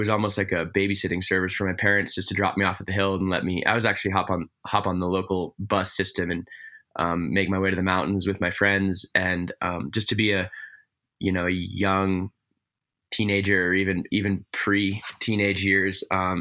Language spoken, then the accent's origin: English; Basalt, Colorado, United States; I grew up in a town real close to Aspen called Basalt.